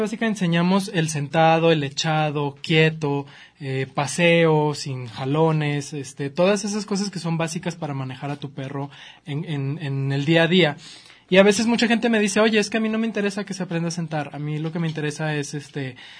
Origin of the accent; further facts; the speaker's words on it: Chihuahua, Mexico; now in Guadalajara, Mexico; Chihuahua, que es de donde yo soy